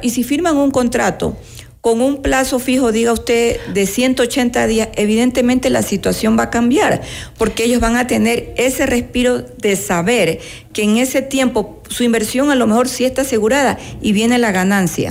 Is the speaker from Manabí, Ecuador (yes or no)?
yes; Manabí, Ecuador; manavita de la misma provincia de donde yo soy oriunda